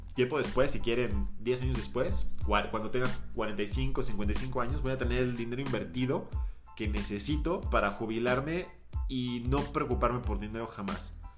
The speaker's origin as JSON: {"language": "Spanish", "country": "Mexico", "said": "nosotros como mexicanos"}